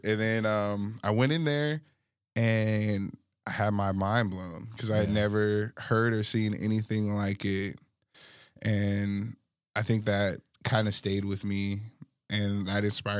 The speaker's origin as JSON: {"language": "English", "region": "Alaska", "country": "United States", "said": "And I'm coming from Alaska, like, what the hell?"}